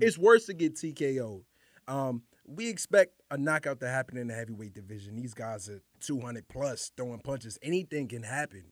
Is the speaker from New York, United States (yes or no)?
yes; New York City, New York, United States; also born or lived in Harlem; grew up, born and raised in Highbridge